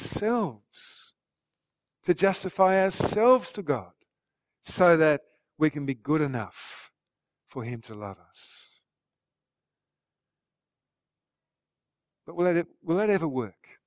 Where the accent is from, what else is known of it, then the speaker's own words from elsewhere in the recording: Australia; our fellow Australians